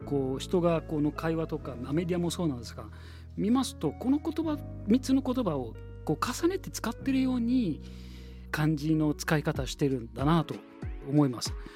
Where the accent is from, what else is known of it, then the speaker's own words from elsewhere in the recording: Egypt; Japanese is a second language; now in Japan; エジプト出身です